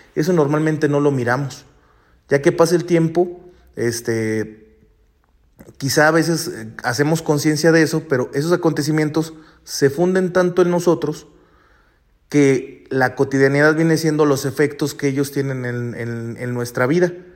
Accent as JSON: {"language": "Spanish", "country": "Mexico", "also_born_or_lived": "Rome", "moved": "as an adult", "said": "mi país y acá"}